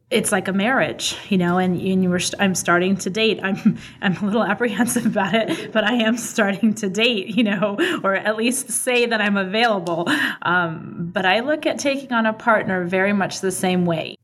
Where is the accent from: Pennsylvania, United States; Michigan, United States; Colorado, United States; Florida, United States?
Colorado, United States; Boulder; Boulder is my hometown. I, I grew up there from a young age